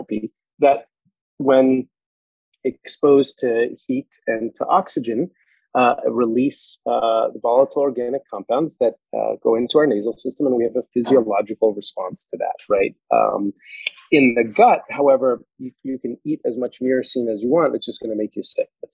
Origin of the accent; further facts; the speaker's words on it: New York, United States; moved away as an adult; also born or lived in Colorado; I'm a New Yorker